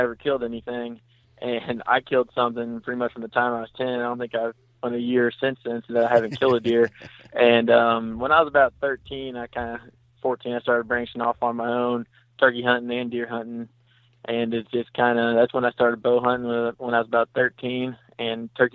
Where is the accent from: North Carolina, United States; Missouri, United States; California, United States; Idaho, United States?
Missouri, United States; Vienna; moved away as an adult; now in St. Louis, United States; I'm from Vienna, Missouri. I currently am living in St. Louis.